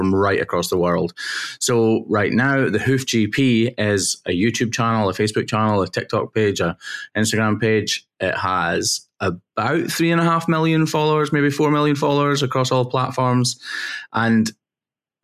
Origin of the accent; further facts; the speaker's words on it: Wigtownshire, Southwest Scotland, United Kingdom; I am a farmer's son working in Southwest Scotland, so Wigtonshire, Southwest Scotland.